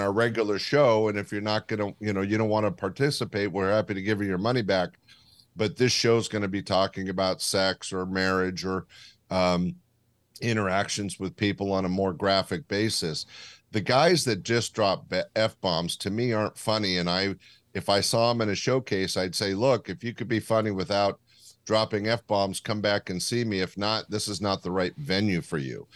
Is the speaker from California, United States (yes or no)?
yes; Sacramento, California, United States; my hometown of Sacramento